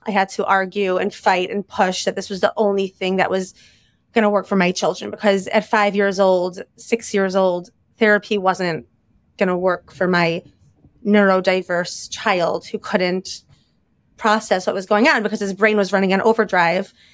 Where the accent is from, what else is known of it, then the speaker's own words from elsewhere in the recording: Chicago, Illinois, United States; moved away as an adult; also born or lived in Bala Cynwyd, Pennsylvania / Lower Merion, Pennsylvania; now in Philadelphia, United States; I was born and raised in Chicago